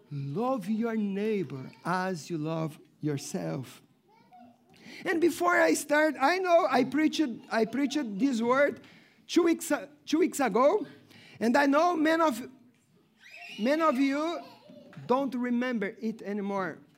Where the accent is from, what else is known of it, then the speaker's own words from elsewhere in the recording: Brazil; English is a second language; moved away as an adult; And since I came from Brazil, many things God has spoken to me.